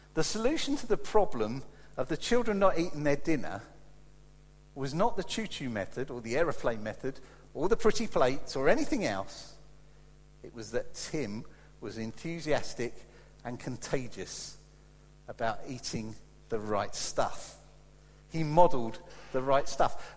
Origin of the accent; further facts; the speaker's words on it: United Kingdom; as British people